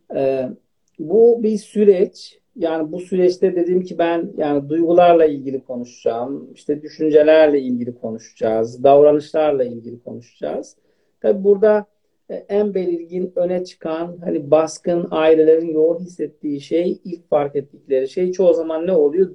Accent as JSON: {"language": "Turkish", "region": "Elazığ Province", "country": "Turkey", "moved": "yes", "lives_now": "Istanbul, Turkey", "said": "Aslen Elazığlıyım."}